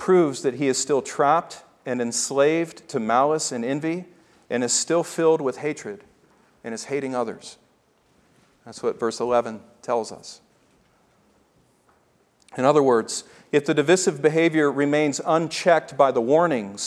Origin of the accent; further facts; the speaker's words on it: the South, United States; I grew up in the South